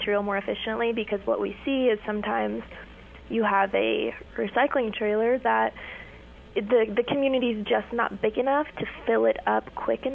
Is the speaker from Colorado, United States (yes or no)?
no; Ogallala, Nebraska, United States; I'm from Ogallala, so rural Nebraska, and I'm not foreign to the hunting and fishing aspect of life